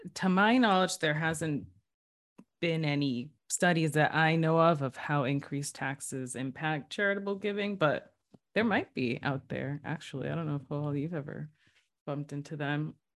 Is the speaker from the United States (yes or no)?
yes; New Bedford, Massachusetts, United States; I'm originally from New Bedford, one of the gateway cities, diverse city in Massachusetts